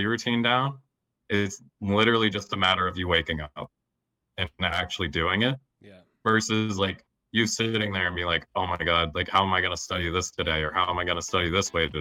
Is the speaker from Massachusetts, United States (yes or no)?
yes; Lowell, Massachusetts, United States; also born or lived in Somerville, Massachusetts; I grew up around Lowell, Massachusetts